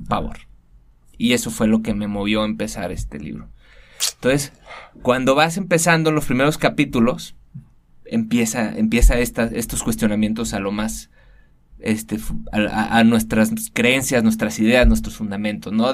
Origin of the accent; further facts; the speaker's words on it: Guadalajara, Jalisco, Mexico; soy tapatío. Nací, crecí, todo aquí en Guadalajara.